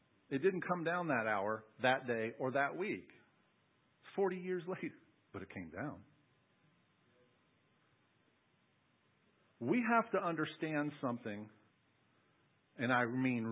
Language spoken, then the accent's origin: English; United States; as Americans and even as American Christians